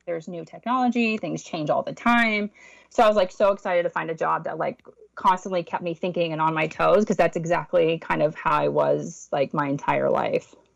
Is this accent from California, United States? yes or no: yes; Los Angeles, California, United States; I grew up in West Los Angeles